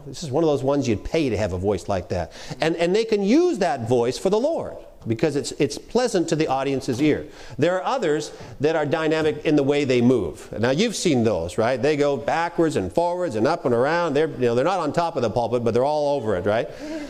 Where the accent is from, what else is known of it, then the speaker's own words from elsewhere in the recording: Canada; accent: Canadian; When I'm up in Canada, which is where I'm from, I'm Canadian. I don't know if you've picked it up at all. I tend to drop my Canadian accent when I'm up talking for the most part.